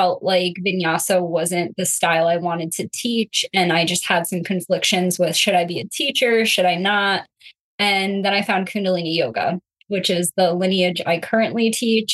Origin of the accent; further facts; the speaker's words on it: West Haven, Connecticut, United States; I'm born and raised in Connecticut, like the West Haven, Connecticut area. So that's my hometown.